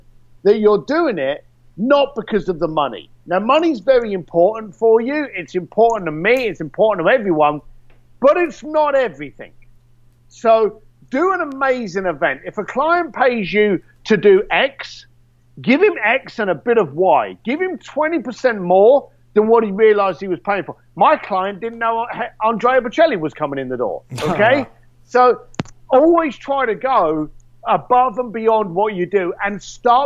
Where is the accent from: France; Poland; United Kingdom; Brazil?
United Kingdom; London; I'm a bricklayer from East London